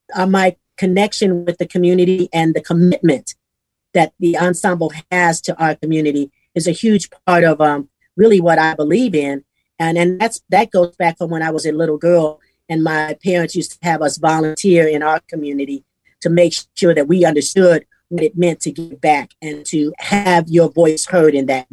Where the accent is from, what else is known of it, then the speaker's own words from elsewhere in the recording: Southern United States, United States; now in Houston, United States; Because we're from the South. We live in Houston. We love gumbo.